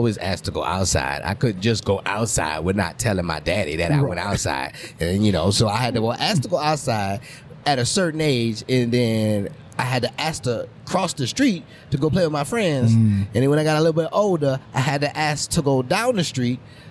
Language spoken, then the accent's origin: English; New Orleans, Louisiana, United States; Growing up in New Orleans, you're going to get ribbed for just about anything